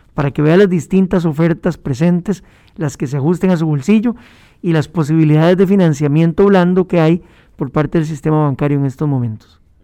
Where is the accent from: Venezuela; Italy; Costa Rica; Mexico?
Costa Rica; como costarricenses